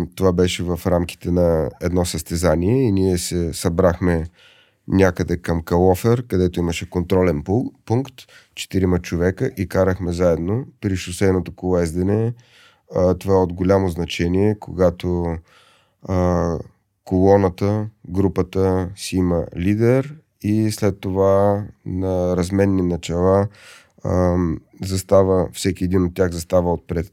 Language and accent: Bulgarian; Pleven, Pleven Province, Bulgaria; Аз съм от Плевен.